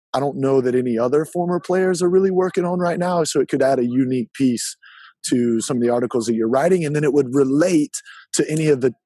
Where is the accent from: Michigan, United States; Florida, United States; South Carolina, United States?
South Carolina, United States; Easley; now in Charlotte, United States; I'm from Easley, South Carolina, which is the middle of nowhere